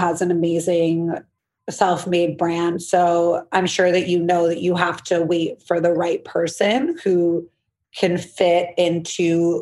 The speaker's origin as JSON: {"language": "English", "town": "New York City", "region": "New York", "country": "United States", "said": "I'm from New York City. Blair Waldorf vibes, Upper East Side"}